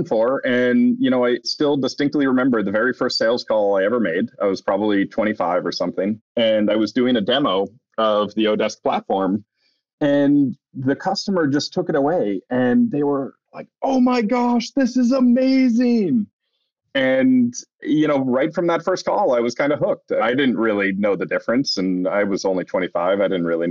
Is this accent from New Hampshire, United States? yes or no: yes; New Hampshire, United States; moved away as an adult; also born or lived in Boston; I grew up in New Hampshire, part of a nerdy engineering family